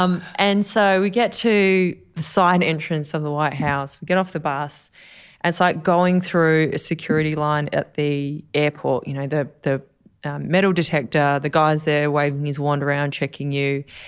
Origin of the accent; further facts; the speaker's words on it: Australia; hello, Mr. President … I'm from Australia.